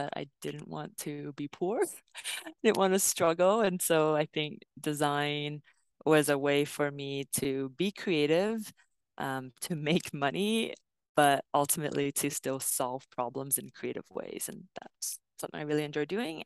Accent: Vancouver, British Columbia, Canada; I grew up in East Van, and I have so much pride about East

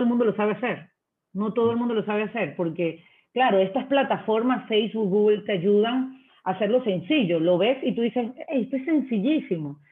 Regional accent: Venezuela; moved away as an adult; now in Ecuador; sabes que soy extranjera, soy venezolana

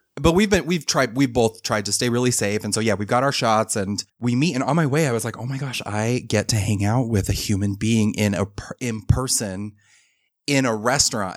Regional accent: Utah, United States; I am from Utah. So, uh, I actually, I grew up, I I grew up here, was raised here.

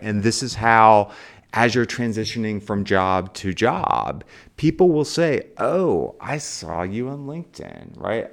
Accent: Charleston, West Virginia, United States; moved away; I came from Charleston, West Virginia, right? Um, the, uh, school that I was supposed to go to, the high school, had no black students in it

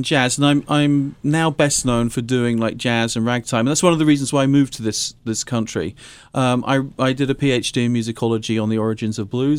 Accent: United Kingdom; I'm actually British.

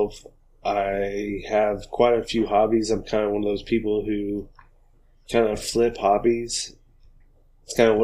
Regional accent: Oklahoma, United States; also born or lived in South Carolina; we're from Oklahoma, me and Preston both. I grew up here.

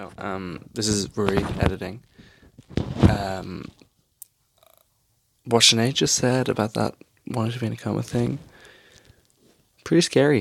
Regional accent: England, United Kingdom; as a little boy, growing up in England

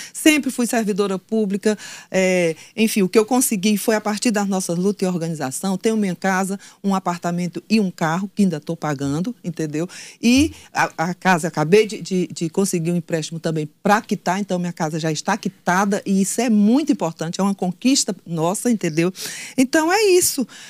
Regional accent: Floriano, Piauí, Brazil; eu sou de Floriano

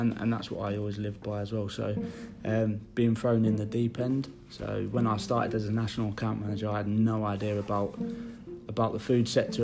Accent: London, United Kingdom; moved away as an adult; now in Hull, United Kingdom; I'm originally from London

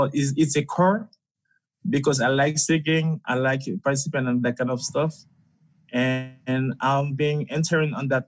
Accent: Haiti; now in Russia; I'm from Haiti. It's a country in the Caribbean Sea.

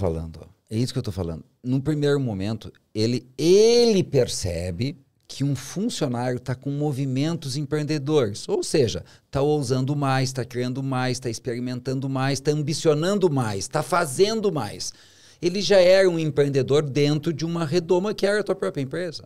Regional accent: São Borja, Rio Grande do Sul, Brazil; nasci, fui criado em São Borja

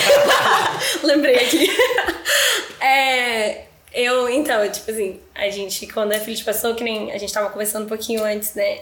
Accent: Roraima, Brazil; moved away as an adult; also born or lived in Brasília / Latin America; eu sou de Brasília, né? Mas eu tava morando em Roraima

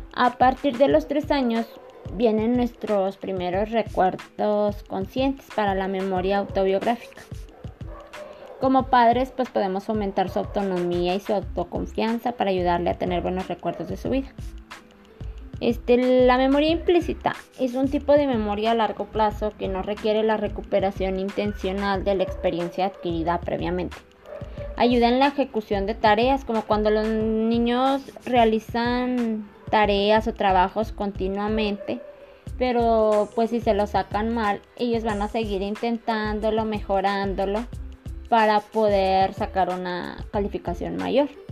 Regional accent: Concepción del Oro, Zacatecas, Mexico; Soy de Concepción de los Zacatecas

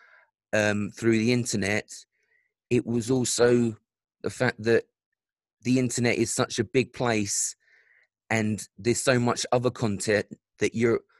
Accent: London, United Kingdom; I grew up in South London

